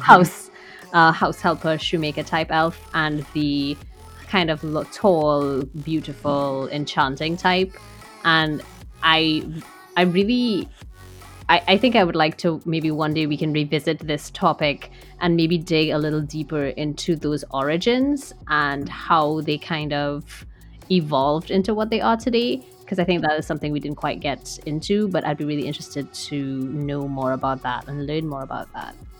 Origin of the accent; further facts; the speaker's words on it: Trinidad & Tobago; also born or lived in United States; I grew up here in Trinidad for the most part